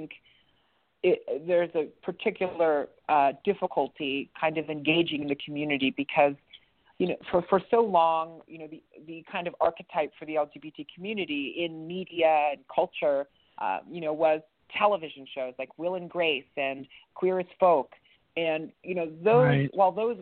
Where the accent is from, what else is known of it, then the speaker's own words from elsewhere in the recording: East Liverpool, Ohio, United States; I grew up in East Liverpool, Ohio. We moved around a bit, but my most formative years were spent in East Liverpool